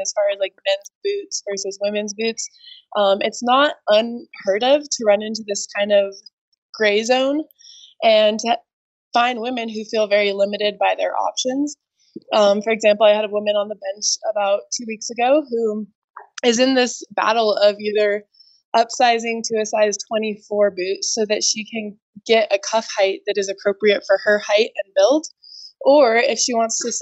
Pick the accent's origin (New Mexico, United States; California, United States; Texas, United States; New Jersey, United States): New Mexico, United States; Santa Fe; also born or lived in Albuquerque, New Mexico; I grew up in Santa Fe and pretty much learned to ski at Santa Fe Ski Basin.